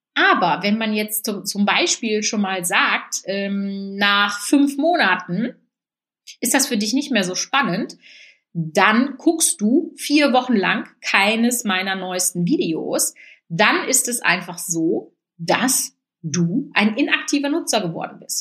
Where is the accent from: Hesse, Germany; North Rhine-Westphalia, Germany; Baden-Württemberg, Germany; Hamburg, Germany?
North Rhine-Westphalia, Germany; Münsterland; bei uns im Münsterland schon.